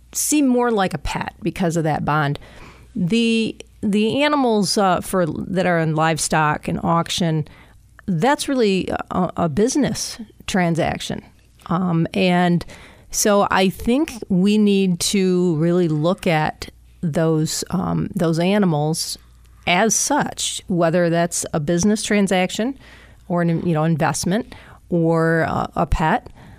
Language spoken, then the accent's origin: English; Eaton County, Michigan, United States; I grew up in Eaton County